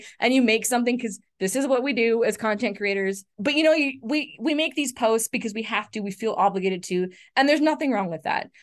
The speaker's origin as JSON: {"language": "English", "country": "Canada", "said": "I'm Canadian"}